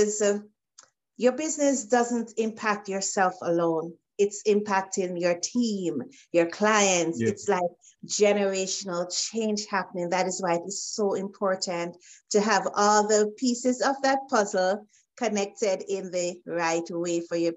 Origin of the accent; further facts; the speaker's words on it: Jamaica; now in Canada; Originally, I'm from Jamaica. I'm currently in Canada, so I wear the hat of an immigrant as well.